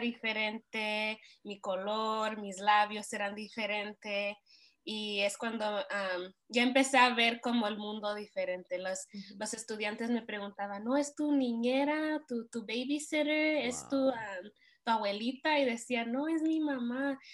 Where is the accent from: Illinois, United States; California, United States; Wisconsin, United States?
California, United States; Montebello; crecí en Montevideo, California, donde la mayoría son hispanos